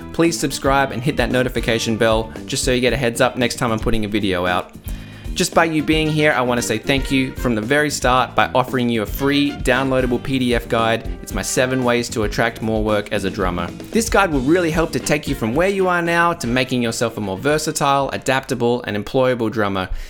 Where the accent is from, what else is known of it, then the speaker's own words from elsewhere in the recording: Adelaide, South Australia, Australia; in my hometown of Adelaide